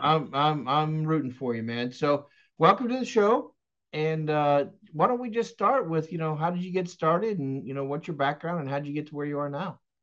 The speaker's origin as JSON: {"language": "English", "region": "Texas", "country": "United States", "tie": "born or raised there", "moved": "yes", "lives_now": "West Palm Beach, United States", "said": "I was born and raised in Texas"}